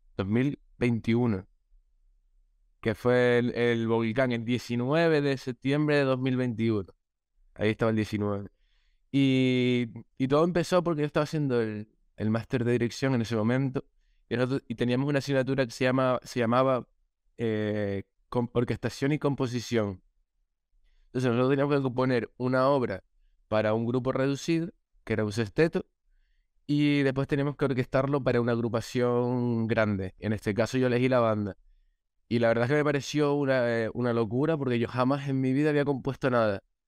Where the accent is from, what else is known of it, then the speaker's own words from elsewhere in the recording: La Palma, Canary Islands, Spain; yo soy de La Palma, entonces para todos mis paisanos